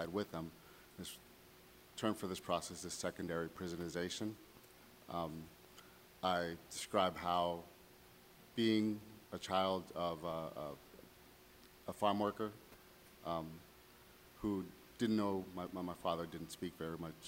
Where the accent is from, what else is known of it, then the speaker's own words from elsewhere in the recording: California, United States; also born or lived in Riverside, California; we are originally from Raleigh, California